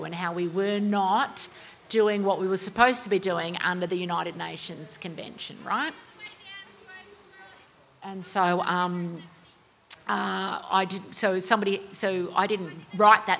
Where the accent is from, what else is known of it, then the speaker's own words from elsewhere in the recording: Sydney, New South Wales, Australia; now in Brisbane, Australia; I was born in Sydney. I grew up near La Perouse and Maroubra Beach, and now I live in Brisbane